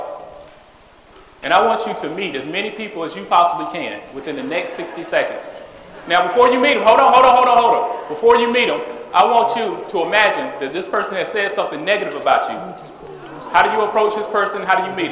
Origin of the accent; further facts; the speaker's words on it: Greenville, South Carolina, United States; moved away as an adult; now in Atlanta, United States; I'm originally from Greenville, South Carolina. I currently live in Atlanta, Georgia. I've been in Atlanta, Georgia for 13 years